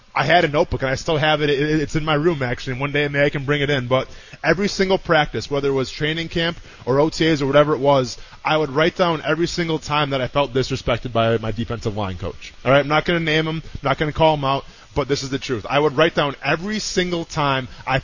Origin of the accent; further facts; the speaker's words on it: Wisconsin, United States; We're both from Wisconsin